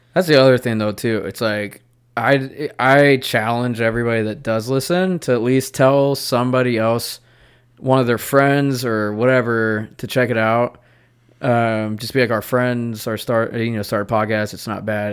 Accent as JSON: {"language": "English", "town": "Charlotte", "region": "North Carolina", "country": "United States"}